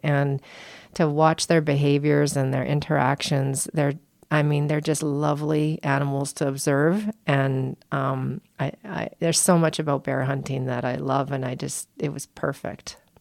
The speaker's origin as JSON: {"language": "English", "region": "Alberta", "country": "Canada", "moved": "yes", "lives_now": "United States", "said": "as a Canadian and an Albertan, uh, p, former Albertan."}